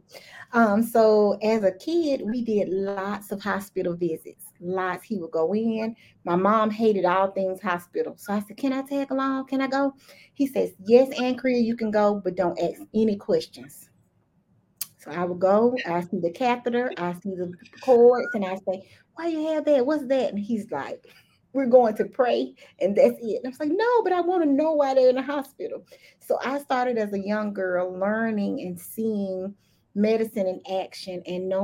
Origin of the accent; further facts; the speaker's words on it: the South, United States; accent: Southern; super Southern.